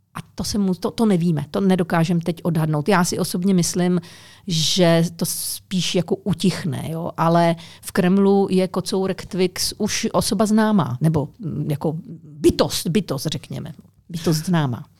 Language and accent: Czech; Czechia; Češi taky mají strašně rádi psy, jo. Jsme národ, který každý má pomalu psa nebo kočku